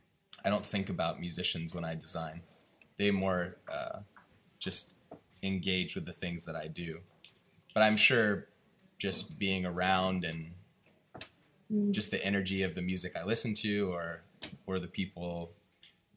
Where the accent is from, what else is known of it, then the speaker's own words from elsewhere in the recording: California, United States; moved away as an adult; also born or lived in New York; now in Italy; I wasn't born in California, but I grew up in California